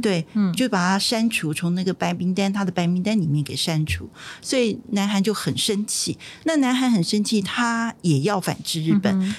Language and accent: Chinese; Taiwan; 我们台湾人